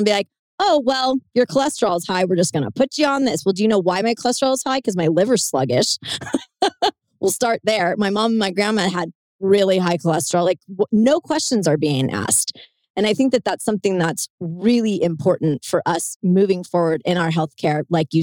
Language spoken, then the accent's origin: English; Southern California, United States; I'm from, you know, the land of the fruits and the nuts here in Southern California